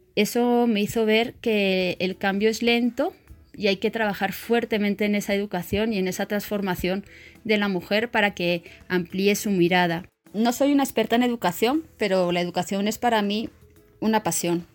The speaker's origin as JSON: {"language": "Spanish", "town": "Madrid", "region": "Community of Madrid", "country": "Spain", "tie": "born or raised there", "moved": "as an adult", "lives_now": "Colombia", "said": "nací en Madrid, España, y llevo más de 25 años viviendo en Colombia"}